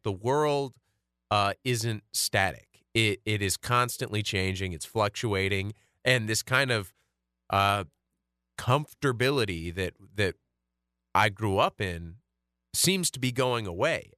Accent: United States; growing up in America in, like, the early two thousands

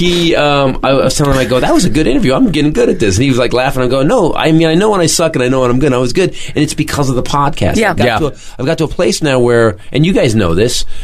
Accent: Fremont, California, United States; my hometown, Fremont, California

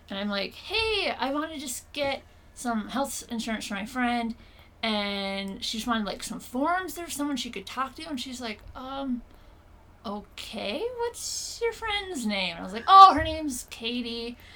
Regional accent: Minnesota, United States

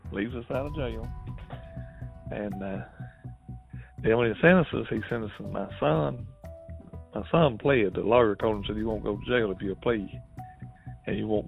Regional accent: Kentucky, United States; I'm from Kentucky

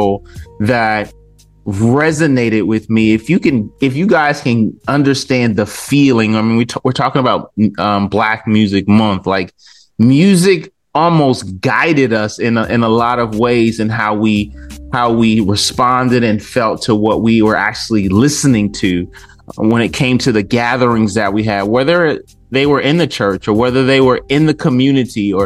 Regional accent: Detroit, Michigan, United States; growing up in Detroit with the music around me

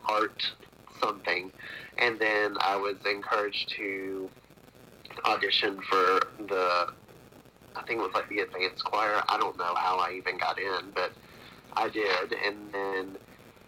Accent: Athens, Georgia, United States; I'm from Athens, Athens, Georgia. Been here all my life aside from a few years up north

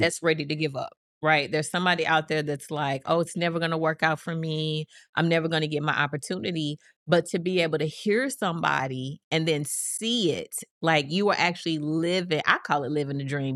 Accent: East St. Louis, Illinois, United States; I'm from East Saint Louis

